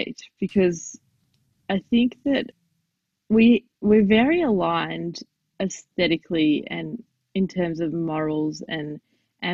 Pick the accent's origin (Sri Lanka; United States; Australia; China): Australia; I'm Jewish Australian